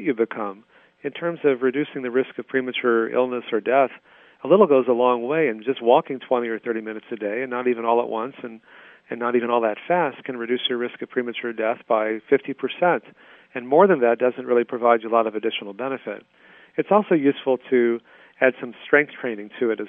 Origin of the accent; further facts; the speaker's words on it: Texas, United States; when I was growing up in Texas